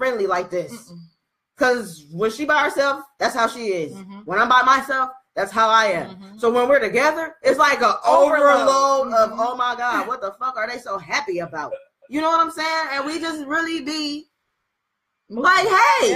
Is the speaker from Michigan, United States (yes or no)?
yes; Detroit, Michigan, United States; I'm from Detroit